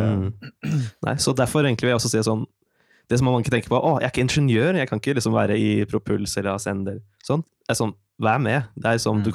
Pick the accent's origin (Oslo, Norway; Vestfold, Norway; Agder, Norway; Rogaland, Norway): Oslo, Norway; moved away as an adult; now in Trondheim, Norway; Jeg kommer egentlig fra Oslo